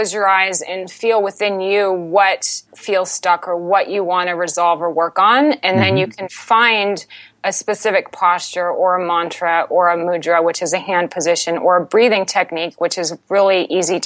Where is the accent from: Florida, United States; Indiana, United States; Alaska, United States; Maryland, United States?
Florida, United States; Altamonte Springs; our family home in Florida, in Altamont Springs